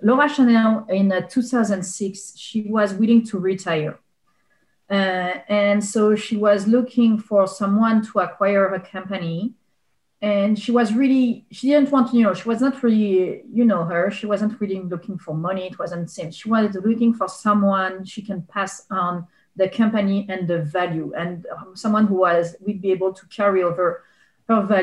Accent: Bordeaux, Nouvelle-Aquitaine, France; English is a second language; moved away as an adult; also born or lived in Médoc; now in Penngrove, United States; I grew up in Bordeaux, and actually a little bit in Médoc, actually, which is a wine region in France

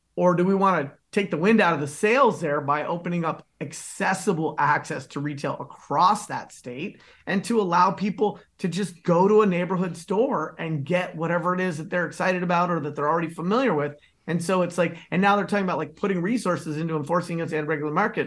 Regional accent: San Francisco, California, United States; my city by the bay, my hometown, birthplace represent

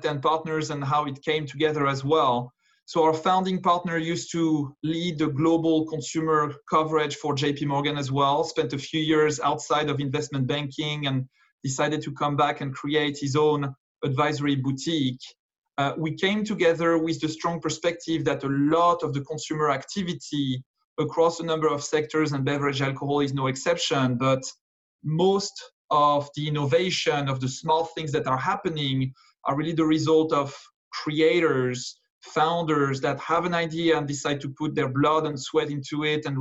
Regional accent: France; moved away as an adult; also born or lived in London, United Kingdom; now in New York, United States; I was born and educated in France, but moved out of the country back in 2007

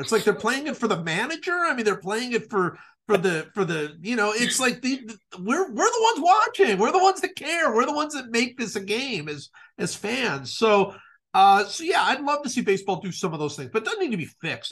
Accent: Cleveland, Ohio, United States; I certainly followed football a lot growing up in Cleveland.

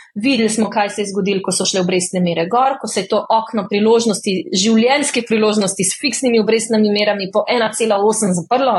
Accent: Slovenia

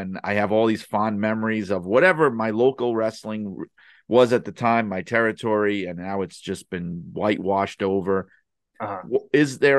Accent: New York, United States; I know in the United States, because I grew up in the New York area in the Northeast, which was always WWF territory going back to before I was born.

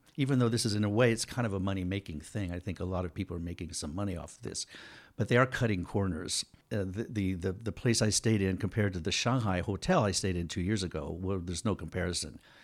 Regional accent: United States; moved away; also born or lived in Taiwan; I'm an American citizen

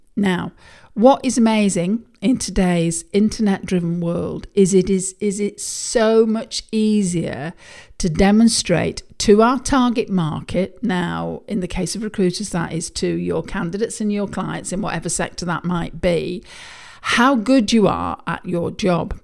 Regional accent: United Kingdom; I'm a Brit

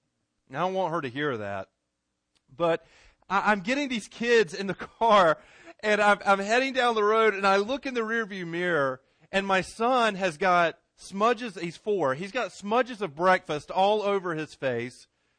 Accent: Garner, North Carolina, United States; Growing up in Garner, there was a pool not too far from where I lived that all the kids in Garner went to.

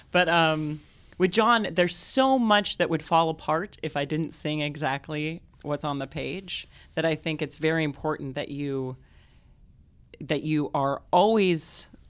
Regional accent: Clovis, California, United States; In Clovis, California.

